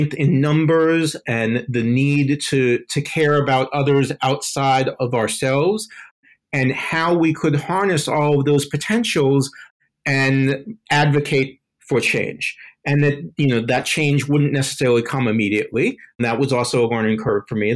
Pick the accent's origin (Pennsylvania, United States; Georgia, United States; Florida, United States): Florida, United States; Miami; I grew up in Miami, Florida